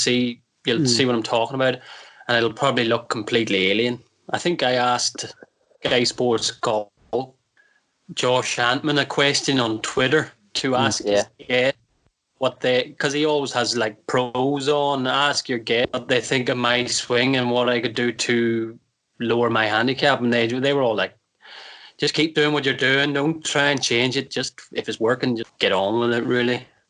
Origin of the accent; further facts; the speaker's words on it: Ireland; Because I'm like you, I'm Irish, I played hurling, and that's the way I hold the golf club.